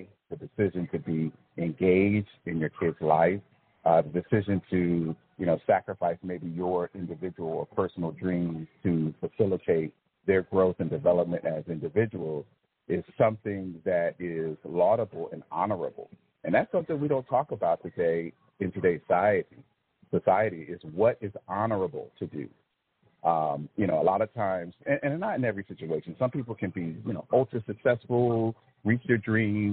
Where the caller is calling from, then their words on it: Fayetteville, Georgia, United States; I am calling from Fayetteville, Georgia.